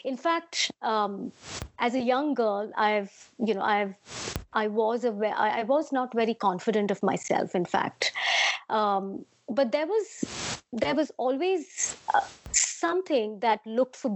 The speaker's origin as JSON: {"language": "English", "town": "Mumbai", "region": "Maharashtra", "country": "India", "tie": "born or raised there", "moved": "yes", "lives_now": "London, United Kingdom", "said": "I'd love to say I'm a Bombay girl because I was born in Bombay. Most of my growing years was about embodying the spirit of whatever Bombay stands for"}